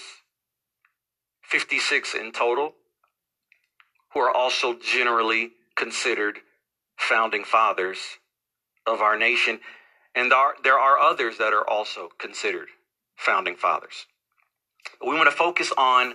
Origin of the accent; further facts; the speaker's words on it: United States; I'm an American